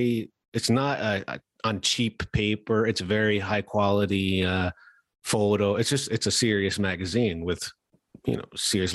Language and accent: English; New York, United States; growing up in New York